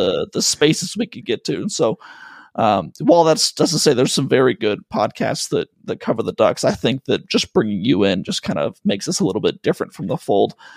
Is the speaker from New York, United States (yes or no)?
no; Colorado, United States; moved away; also born or lived in Pacific Northwest; I was born in Colorado